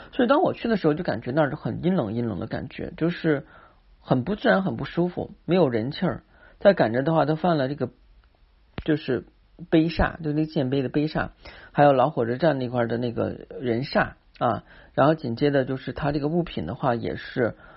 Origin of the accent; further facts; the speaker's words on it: China; 我们中国人是讲气卖气场的